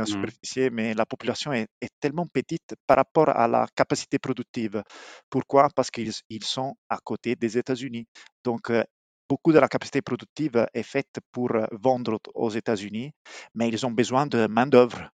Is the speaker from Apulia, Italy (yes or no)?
yes; Apulia, Italy; French is a second language; moved away as an adult; also born or lived in Milan; now in Montreal, Canada; je viens d'Épouille